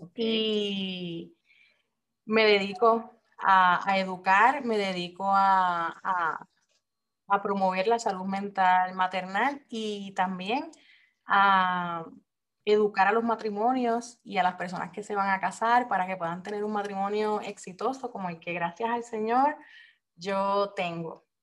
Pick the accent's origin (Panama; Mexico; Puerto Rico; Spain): Puerto Rico; moved away as an adult; now in Japan; soy puertorriqueña, pero soy esposa militar y en este momento estoy residiendo en Japón